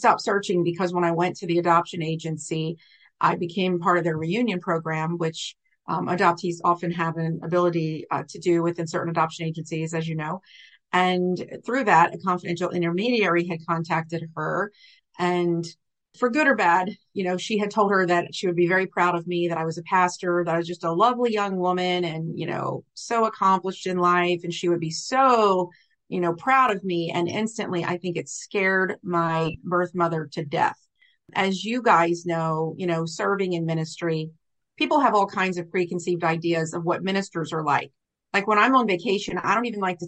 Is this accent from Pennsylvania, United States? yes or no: no; Richmond, Virginia, United States; also born or lived in Norfolk, Virginia; brought back to Richmond, where I was adopted